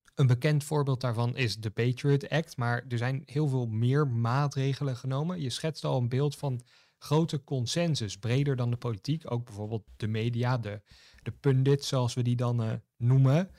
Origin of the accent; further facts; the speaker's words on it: Netherlands; wij als Nederlanders dan, of als Europeanen